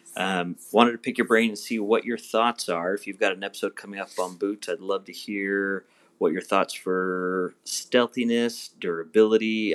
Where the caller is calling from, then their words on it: Boise, Idaho, United States; I'm calling from Boise, Idaho. We have real mountains up here.